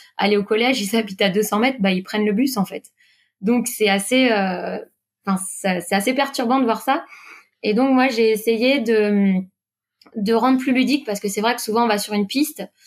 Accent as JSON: {"language": "French", "town": "Quimper", "region": "Brittany", "country": "France", "tie": "born or raised there", "moved": "as an adult", "lives_now": "Paris region, France", "said": "je suis originaire bah, du sud Finistère, à Quimper, à côté"}